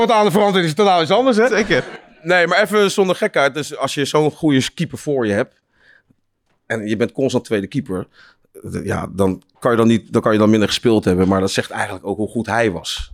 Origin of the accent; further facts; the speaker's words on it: Leiden, South Holland, Netherlands; ik kom uit Leiden